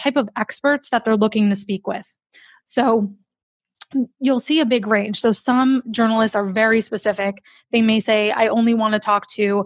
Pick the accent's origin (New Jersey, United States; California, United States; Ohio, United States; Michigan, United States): New Jersey, United States; accent: New Jersey; my New Jersey accent